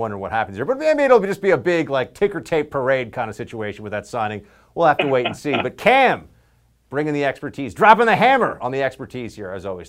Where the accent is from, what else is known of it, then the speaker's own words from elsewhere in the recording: New York City, New York, United States; I follow that one as a New Yorker who has basically had his Second Amendment rights denied his entire life, New York City resident in particular, which means, you know, this is basically a gun-free zone except for criminals and people with connections to the police department